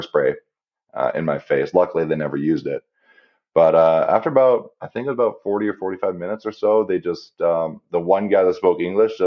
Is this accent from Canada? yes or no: yes; Canada; me being Canadian